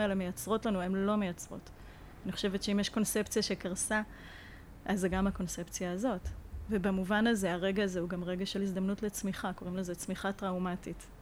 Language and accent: Hebrew; Israel; אנחנו ישראלים